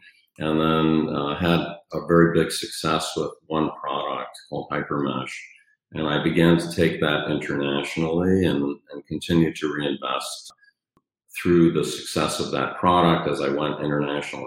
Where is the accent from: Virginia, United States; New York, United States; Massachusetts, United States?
New York, United States; New York City; moved away as an adult; also born or lived in Michigan; So I grew up in New York City